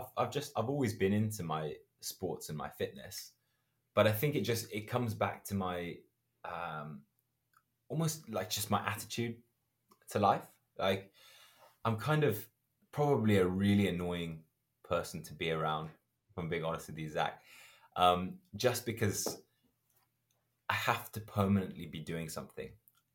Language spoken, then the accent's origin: English; Zimbabwe; moved away; My mom's originally from Zambia. And so I grew up in Zimbabwe.